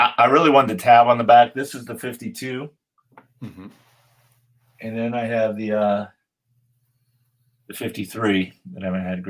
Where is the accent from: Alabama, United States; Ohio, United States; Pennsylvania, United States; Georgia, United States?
Pennsylvania, United States; Western; I'm from Western Pennsylvania, and so is Stan, and I think that's part of my connection to him, and I'm Polish, and so was he